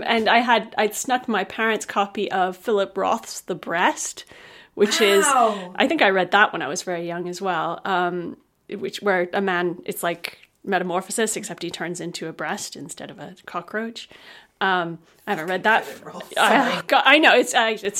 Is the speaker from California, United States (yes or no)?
no; Rumford, Maine, United States; the area where I grew up. So Castle Rock, where he sets a lot of things, is pretty much Rumford, Maine